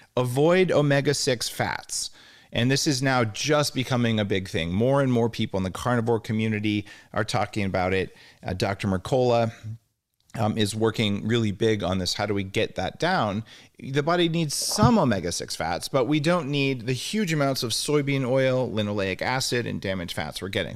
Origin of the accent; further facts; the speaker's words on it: Albuquerque, New Mexico, United States; moved away; I am from New Mexico